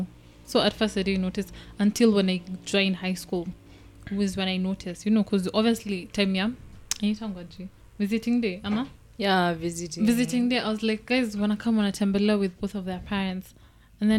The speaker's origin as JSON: {"language": "English", "town": "Meru", "region": "Meru County", "country": "Kenya", "tie": "born or raised there", "said": "I was raised in Meru in an Esto, so I had all the friends I made in the Esto"}